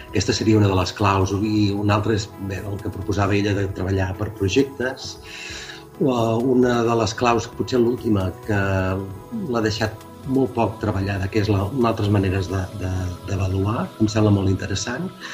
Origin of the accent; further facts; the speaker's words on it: Calella, Catalonia, Spain; also born or lived in Castelldefels; soc de Calella, per tant jo no sóc de Castelldefels